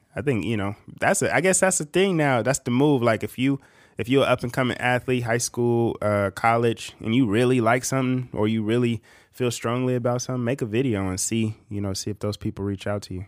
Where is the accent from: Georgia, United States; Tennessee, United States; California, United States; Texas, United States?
California, United States; Bakersfield; I'm from Bakersfield